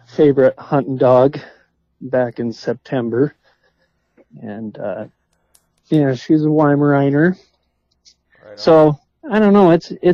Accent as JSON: {"language": "English", "town": "Sturgis", "region": "South Dakota", "country": "United States", "tie": "born or raised there", "also_born_or_lived": "Fargo, North Dakota / Moorhead, Minnesota", "lives_now": "Rapid City, United States", "said": "And then my dad moved out to Sturgis when I was about 4 years old, and so I call Sturgis my home. That's kind of where I grew up."}